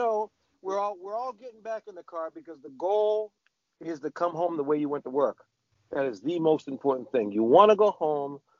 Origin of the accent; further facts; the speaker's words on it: Boston, Massachusetts, United States; I grew up in the South End. But the South End wasn't the South End that you know.